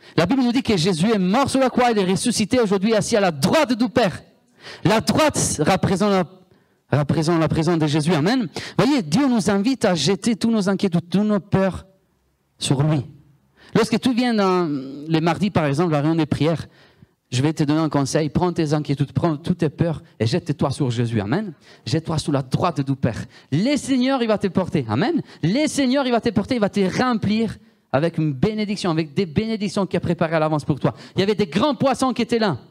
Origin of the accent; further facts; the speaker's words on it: Italy; accent: Italian; French is a second language; moved away; Moi, je viens de l'Italie